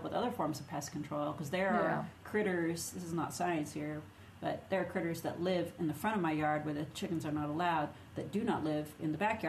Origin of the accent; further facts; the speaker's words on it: Minnesota, United States; accent: Minnesota; If you say it funny, just say it's my accent. That's a Minnesota accent.